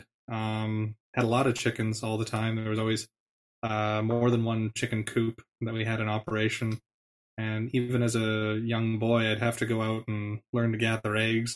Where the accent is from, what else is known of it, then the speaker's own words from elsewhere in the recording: Canada; moved away; born and raised in the Peace region